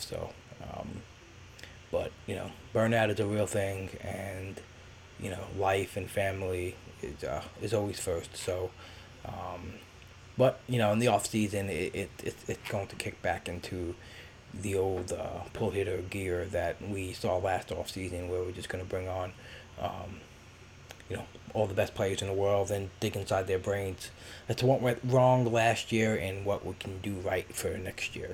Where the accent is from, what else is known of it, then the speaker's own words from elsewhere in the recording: New York City, New York, United States; I grew up in Brooklyn and went to school there